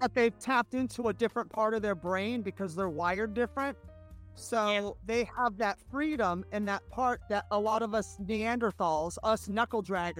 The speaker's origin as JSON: {"language": "English", "town": "San Francisco", "region": "California", "country": "United States", "also_born_or_lived": "Los Angeles", "moved": "yes", "said": "I'm from San Francisco, but I started in L.A."}